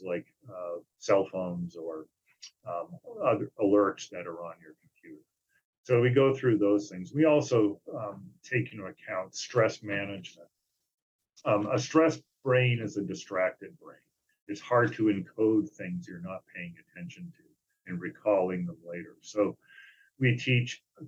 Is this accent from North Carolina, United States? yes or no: no; Maine, United States; moved away; also born or lived in New Hampshire / Indiana; I was in Maine for a while, my home state